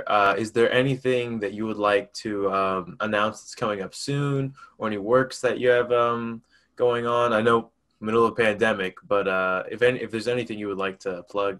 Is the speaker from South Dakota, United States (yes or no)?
no; upstate New York, United States; now in Texas, United States; I am originally from New York, upstate New York, and I've been in Texas 10 years.